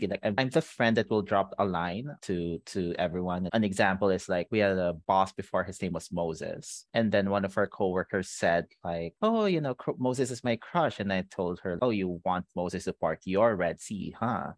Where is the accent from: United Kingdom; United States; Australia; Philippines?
Philippines; growing up in the Philippines